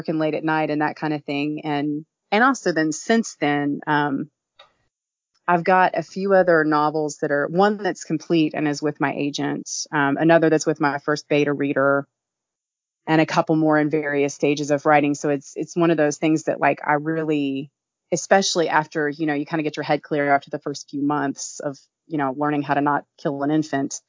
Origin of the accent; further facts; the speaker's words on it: Kentucky, United States; I'm from Kentucky